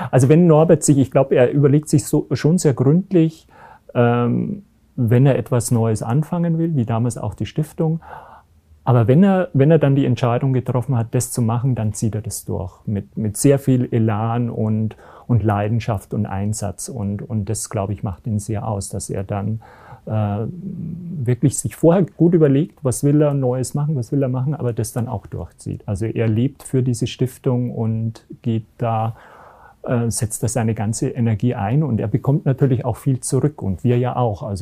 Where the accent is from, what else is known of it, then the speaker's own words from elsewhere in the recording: Garmisch-Partenkirchen, Bavaria, Germany; Ich komme aus Garmisch-Partenkirchen